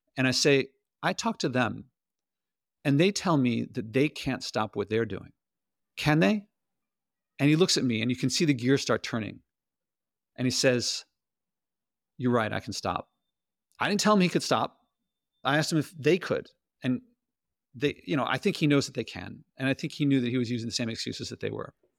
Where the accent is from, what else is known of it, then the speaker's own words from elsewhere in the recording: United States; I'm American